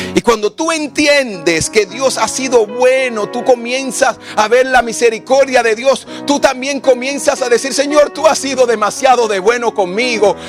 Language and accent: Spanish; Samaná, Dominican Republic; Yo crecí en un barrio en República Dominicana, en Samaná, uno de los peores barrios que se puede decir